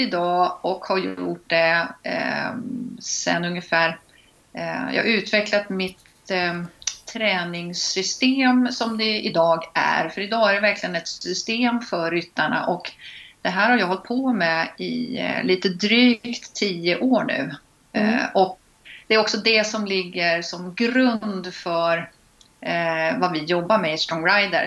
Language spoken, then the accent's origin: Swedish; Linköping, Östergötland, Sweden; accent: östgötska; now in Stockholm, Sweden; jag är uppvuxen på gård utanför Linköping